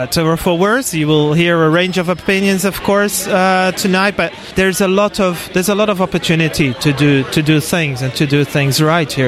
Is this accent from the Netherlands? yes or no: yes; Netherlands; moved away as an adult; now in Auckland, New Zealand; Originally from the Netherlands